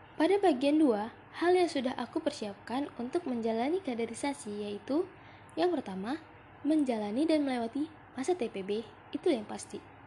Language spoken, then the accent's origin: Indonesian; Simalungun, North Sumatra, Indonesia; Aku asal Sumatera Utara, tepatnya di Simalungun